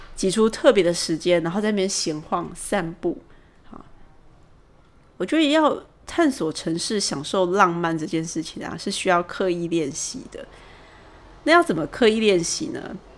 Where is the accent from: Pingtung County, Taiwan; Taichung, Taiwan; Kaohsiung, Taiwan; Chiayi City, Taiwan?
Taichung, Taiwan; moved away as an adult; now in Taipei, Taiwan; 我是台中人，然后我从二十几岁在研究所毕业以后，第一份工作我就来台北上班，所以到现在我， 我应该已经算是一个台北人了。